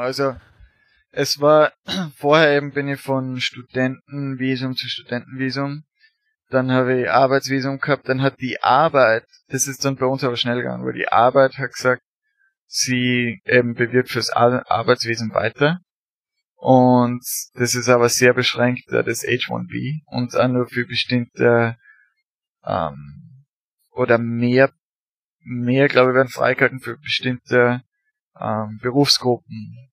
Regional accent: Austria; moved away as an adult; now in United States; als Österreicher

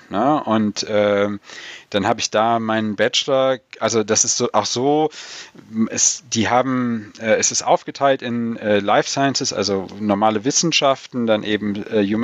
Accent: North Rhine-Westphalia, Germany; also born or lived in Black Forest; ich komme halt ganz aus dem Westen Deutschland an der ähm, belgisch-holländischen Grenze

